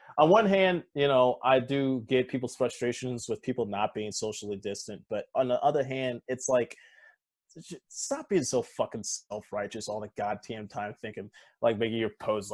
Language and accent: English; Joliet, Illinois, United States; I grew up in Joliet